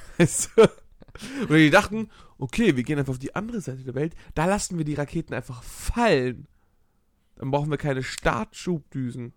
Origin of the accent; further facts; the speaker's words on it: Hamburg, Germany; ich als Hamburger Jung